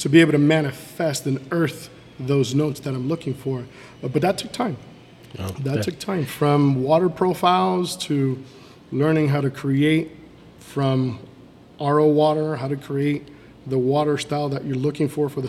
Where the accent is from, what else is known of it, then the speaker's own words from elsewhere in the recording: Miami, Florida, United States; moved away as an adult; also born or lived in Nicaragua / England / Peoria, Illinois; now in Fort Myers, United States; We moved down and settled into Miami. I grew up my entire life there.